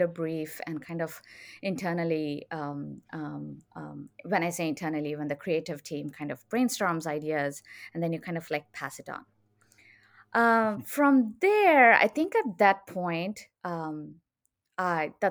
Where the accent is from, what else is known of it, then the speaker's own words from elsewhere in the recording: India; moved away as an adult; now in Austin, United States; I'm originally from India